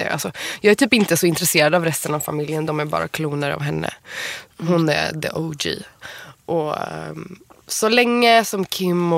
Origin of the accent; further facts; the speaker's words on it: Iran; Men det var ju sjukt, för då var jag ny i Stockholm och du vis hur visste du att jag var iranier?